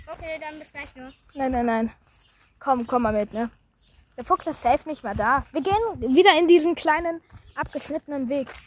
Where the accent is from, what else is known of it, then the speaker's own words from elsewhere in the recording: Hamburg, Germany; now in Berlin, Germany; Wir sind Hamburger, die in Berlin leben.